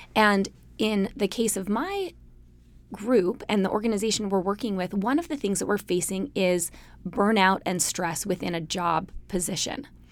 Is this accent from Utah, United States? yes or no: yes; Salt Lake City, Utah, United States; I grew up in Salt Lake City, Utah, in a city surrounded by mountains.